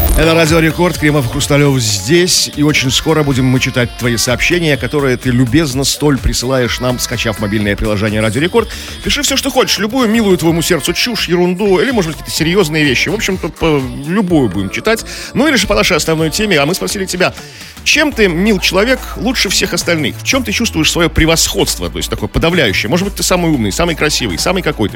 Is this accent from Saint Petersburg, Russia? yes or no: yes; Saint Petersburg, Russia; Наши поребрики питерские